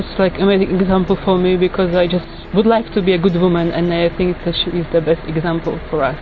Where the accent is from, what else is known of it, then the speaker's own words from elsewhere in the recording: Slovakia; I'm from Slovakia